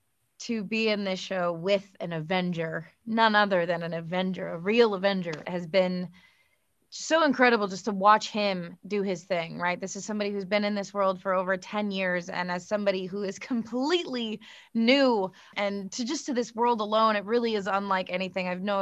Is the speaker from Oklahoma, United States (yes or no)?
no; California, United States; at least not maybe as many as you'd think growing up in Southern California.